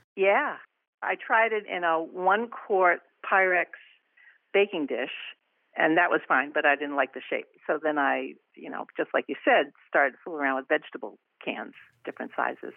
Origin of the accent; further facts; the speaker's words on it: Rhode Island, United States; now in Bridgeport, United States; I'm, uh, originally from Rhode Island